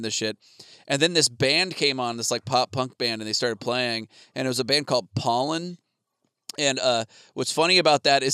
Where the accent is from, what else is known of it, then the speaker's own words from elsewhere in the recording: Arizona, United States; I grew up in Arizona